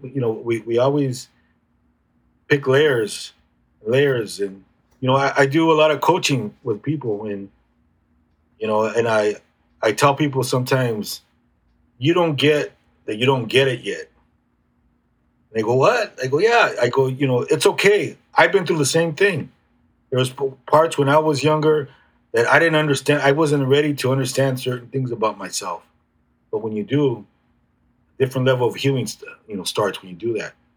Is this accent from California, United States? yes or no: yes; National City, California, United States; I grew up in National City